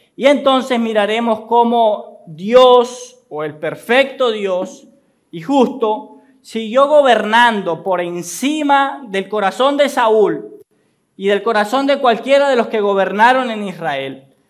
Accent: Colombia; nuestra historia como colombianos

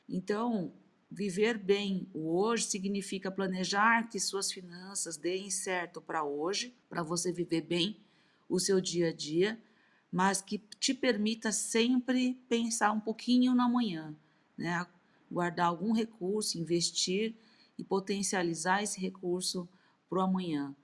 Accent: Brazil; Sou brasileira, descendente nipônica

